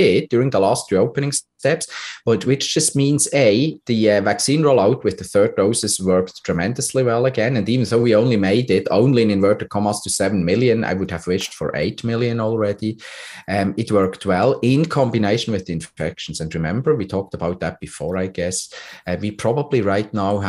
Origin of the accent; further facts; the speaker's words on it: Switzerland; now in Canada; my home country, Switzerland